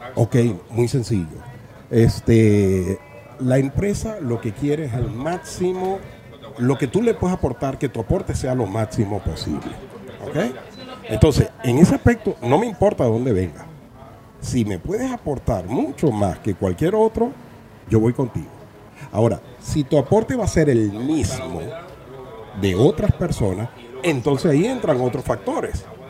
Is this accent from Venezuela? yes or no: yes; Venezuela; moved away as an adult; now in Spain; yo nací en Venezuela